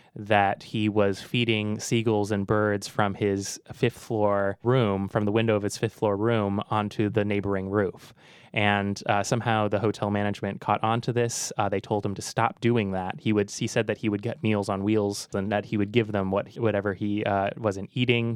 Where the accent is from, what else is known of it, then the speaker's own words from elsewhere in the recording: Walnut Creek, California, United States; also born or lived in Concord, California; I grew up in Concord and Walnut Creek